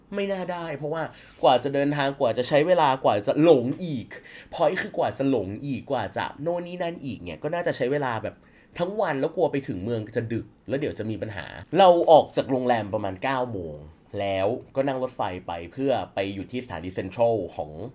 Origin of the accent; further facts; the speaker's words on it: Chiang Mai, Thailand; แต่เราเป็นคนเชียงใหม่ เราเป็นคนอยู่คนเมืองหนาวอยู่แล้ว